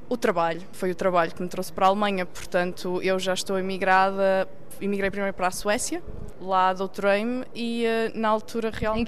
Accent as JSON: {"language": "Portuguese", "town": "Maia", "region": "Norte", "country": "Portugal", "tie": "born or raised there", "also_born_or_lived": "Sweden", "moved": "as an adult", "lives_now": "Germany", "said": "eu sou natural da Maia"}